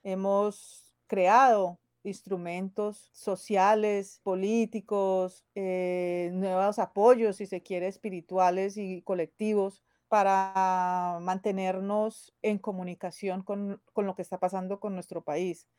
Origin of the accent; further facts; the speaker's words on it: Cali, Valle del Cauca, Colombia; moved away as an adult; now in London, United Kingdom; soy de Cali, Colombia. Llevo aquí 22, 23 años.